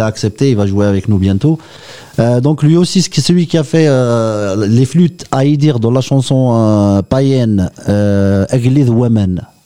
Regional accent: Oran, Oran Province, Algeria; je suis né à Oran en fait, je suis un Kabyle d'Oran

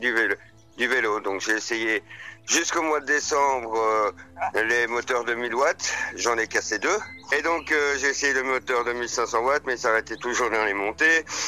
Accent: Maisons-Laffitte, Île-de-France, France; moved away; also born or lived in Belgium; ma mère est belge, euh, mon père est français et je suis né à Maison-Lafitte

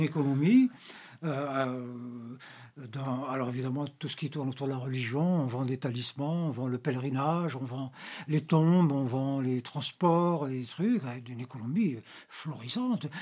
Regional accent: Algeria; Nous, en Algérie

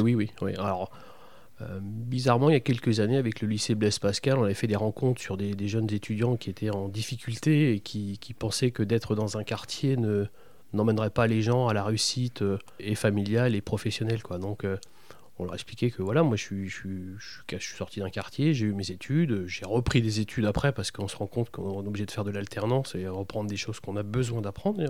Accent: Besançon, Bourgogne-Franche-Comté, France; now in Châteauroux, France; je suis bisontin exactement, je suis né à Besançon

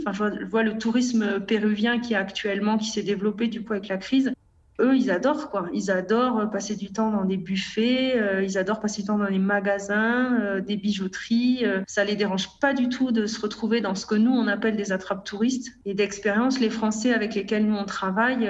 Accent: France; moved away as an adult; on est beaucoup de Français

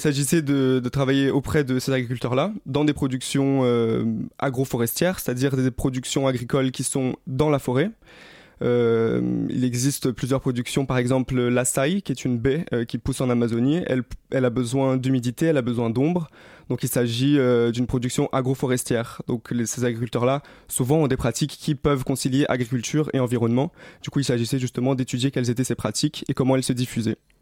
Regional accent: Rio de Janeiro, Brazil; moved away; J'ai grandi à Rio, j'ai vécu au Brésil

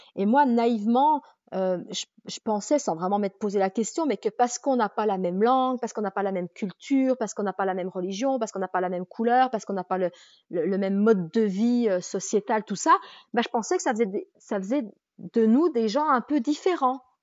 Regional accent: Jura, Bourgogne-Franche-Comté, France; moved away as an adult; je suis jurassienne

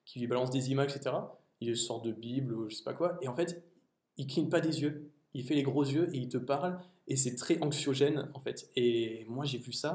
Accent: France; en tant que Français

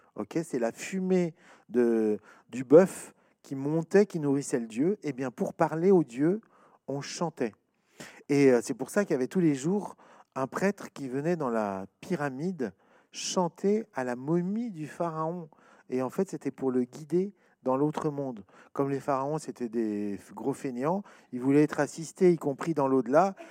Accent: France; chez nous, en France

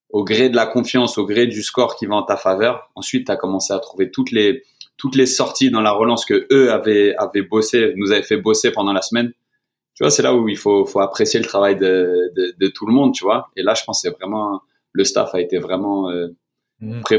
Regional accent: France; now in Atlanta, United States; Et encore plus en tant que Français, on se retrouve vraiment

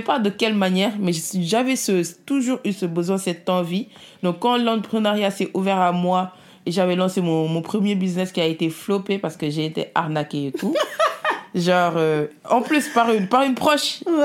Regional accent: Senegal; moved away; also born or lived in Italy; Je suis née en Italie, je suis venue, euh, je suis partie au Sénégal à l'âge de 3 ans avec mes parents

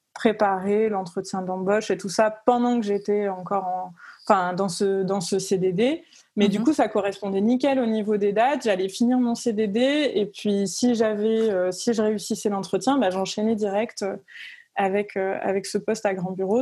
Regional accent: Cavaillon, Provence-Alpes-Côte d'Azur, France; moved away as an adult; now in Lyon, France; j'habite à Lyon, mais je viens pas de, Lyon. Je viens du sud de la France, donc j'ai grandi à Cavaillon

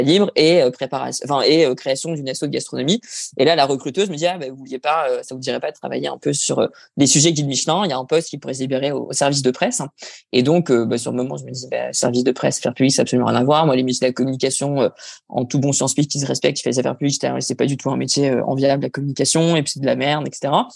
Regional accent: Dunkirk, Hauts-de-France, France; moved away as an adult; also born or lived in New Zealand / Paris; originaire du Nord. J'ai grandi dans les Flandres et j'ai fait mes études au lycée Angelier, évidemment, à Dunkerque

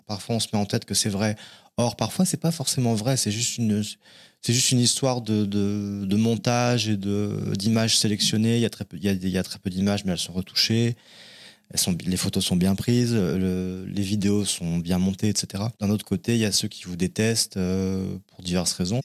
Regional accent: Cognac, Nouvelle-Aquitaine, France; moved away as an adult; also born or lived in Paris; Je suis né en Charente. Je suis un Charentais de Cognac, la ville du Cognac. Et euh, j'ai fait ma scolarité là-bas jusqu'à 18 ans

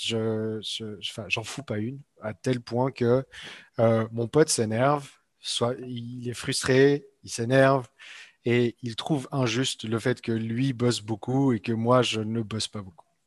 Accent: Switzerland; moved away; Je viens de Suisse en fait euh, à la base.

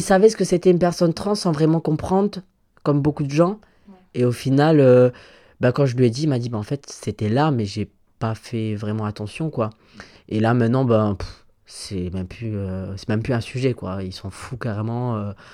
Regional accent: Valmont, Grand Est, France; j'ai grandi euh, à Valmont, dans, en Moselle

